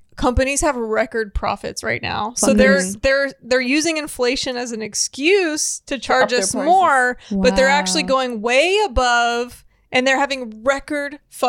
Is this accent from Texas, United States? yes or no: yes; Port Aransas, Texas, United States; so I grew up in Port Aransas